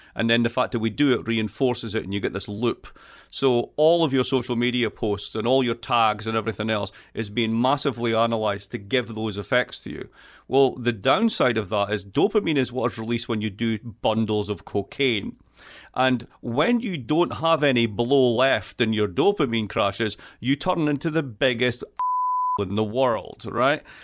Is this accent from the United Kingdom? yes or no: yes; east coast of Scotland, United Kingdom; moved away as an adult; now in United States; I am from Scotland. I am from the east coast of Scotland.